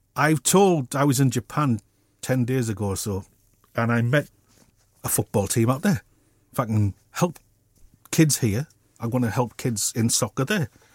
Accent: Middlesbrough, North East England, United Kingdom; I'm a kid from Middlesbrough

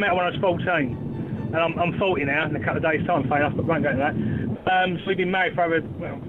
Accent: Great Wakering, East of England, United Kingdom; I'm born and bred Great Wakering, so you might know it's only down the road.

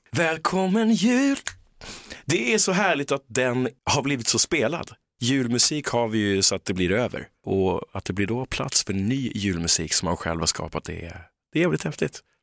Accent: London, United Kingdom; now in Sweden; jag född i London

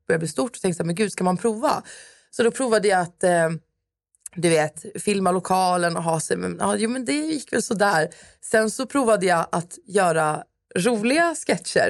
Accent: Stockholm, Stockholm County, Sweden; moved away as an adult; now in Södertälje, Sweden; Jag är uppvuxen i Stockholm, eh, på Södermalm

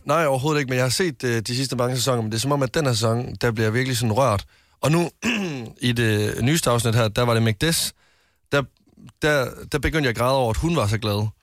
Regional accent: West Jutland, Central Denmark Region, Denmark; jeg er en mand fra Vestjylland

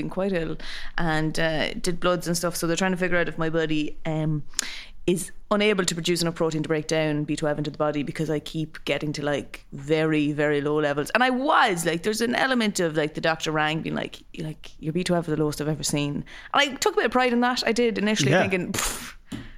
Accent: Nobber, Leinster, Ireland; I'm from Nobber

